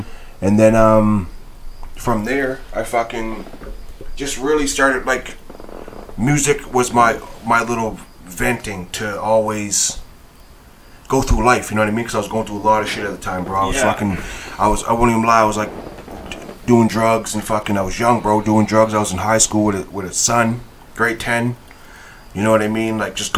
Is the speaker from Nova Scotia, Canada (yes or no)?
yes; Halifax, Nova Scotia, Canada; I'm from Halifax, yeah. But my dad lives in BC.